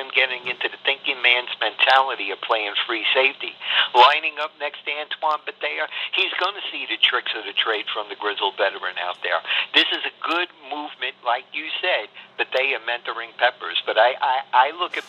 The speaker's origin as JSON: {"language": "English", "town": "New York City", "region": "New York", "country": "United States", "said": "I'm from Brooklyn"}